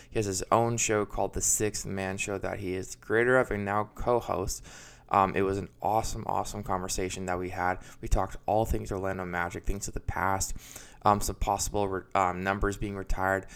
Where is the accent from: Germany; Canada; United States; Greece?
Canada; Vancouver, British Columbia; moved away; I'm originally from Vancouver, Canada.